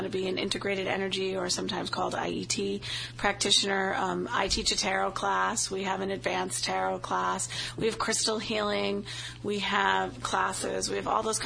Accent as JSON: {"language": "English", "town": "Boston", "region": "Massachusetts", "country": "United States", "accent": "Boston", "moved": "as an adult", "said": "I have a horrific Boston accent, especially when I get tired or around any of my family members"}